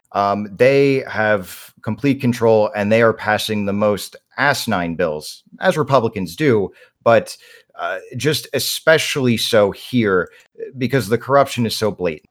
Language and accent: English; North Carolina, United States; I was born and raised in North Carolina